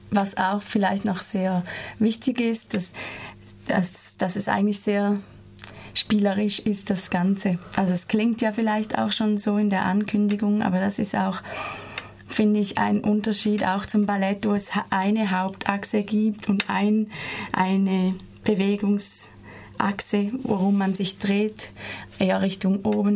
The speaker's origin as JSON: {"language": "German", "country": "Switzerland", "moved": "as an adult", "lives_now": "Freiburg, Germany", "said": "ich komme aus der Schweiz und bin hier seit zwei Jahren an der TIP-Ausbildung"}